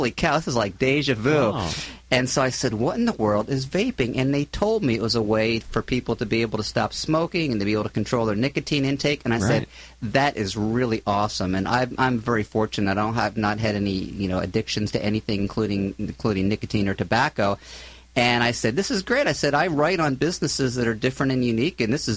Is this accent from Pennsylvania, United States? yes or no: yes; Philadelphia, Pennsylvania, United States; moved away as an adult; also born or lived in Florida / San Luis Obispo; now in Southern California, United States; I'm originally from the East Coast, from Philadelphia area